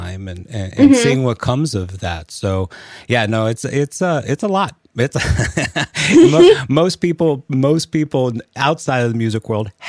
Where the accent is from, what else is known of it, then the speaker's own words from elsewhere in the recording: Los Angeles, California, United States; I'm from Los Angeles